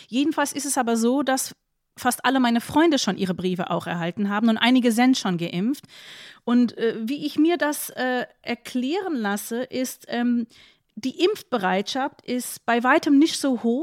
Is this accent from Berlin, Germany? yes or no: yes; Berlin, Germany; aber ich bin Berlinerin und ähm, ja, ich werde geimpft.